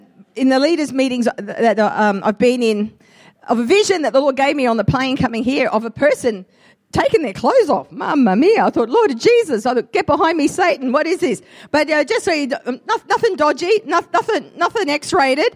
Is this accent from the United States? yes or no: no; Australia; I'm an Australian-Italian mix